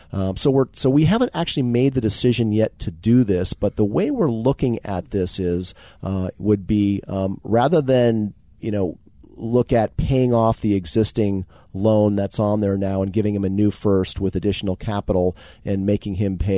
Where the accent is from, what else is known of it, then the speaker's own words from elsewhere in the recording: Marin County, California, United States; I'm born and raised in Marin County